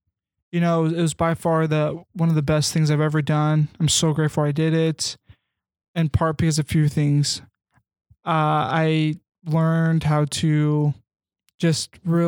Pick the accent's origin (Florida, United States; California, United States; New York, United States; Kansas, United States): Kansas, United States; I grew up in Kansas.